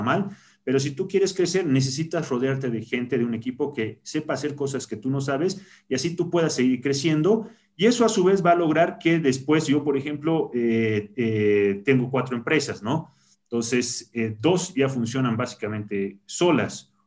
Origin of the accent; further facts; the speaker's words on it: La Paz, Bolivia; nací en La Paz